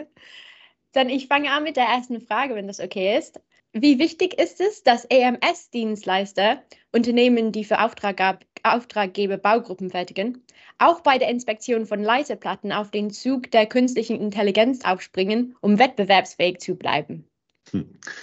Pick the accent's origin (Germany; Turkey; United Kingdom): United Kingdom; England; German is a second language; moved away; bin ich Engländerin